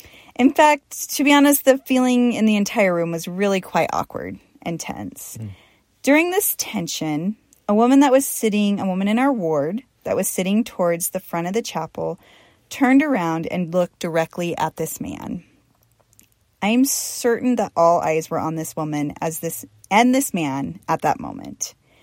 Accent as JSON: {"language": "English", "town": "Portland", "region": "Oregon", "country": "United States", "tie": "born or raised there", "said": "when I was a young woman growing up in Portland, Oregon"}